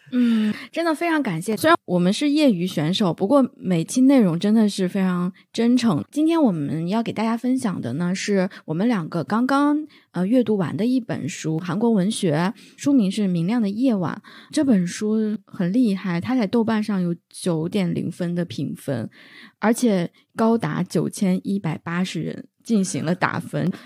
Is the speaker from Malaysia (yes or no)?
no; northern China, China; 我是个北方人， 我们就叫姥姥姥爷